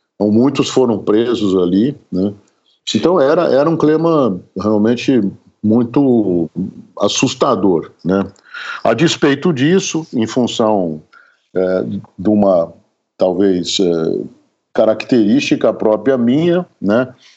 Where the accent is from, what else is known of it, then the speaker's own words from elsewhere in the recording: Catanduva, São Paulo, Brazil; Eu nasci em Catanduva, no interior do estado de São Paulo, uma cidade que fica a quase 400 quilômetros da capital.